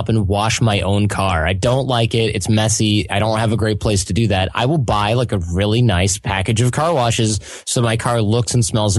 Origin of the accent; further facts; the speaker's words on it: Detroit, Michigan, United States; we're from Detroit